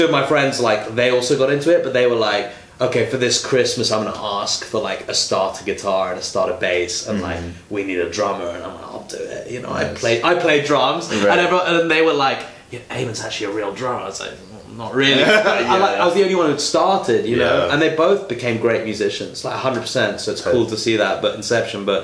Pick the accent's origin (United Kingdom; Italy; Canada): United Kingdom; Canterbury, South East England; now in Milwaukee, United States; I'm from Canterbury, which is like a tiny city